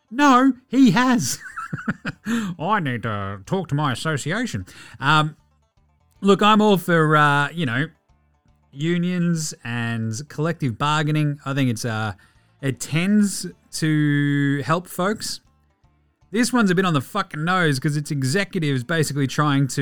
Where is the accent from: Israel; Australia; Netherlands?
Australia; I'm Australian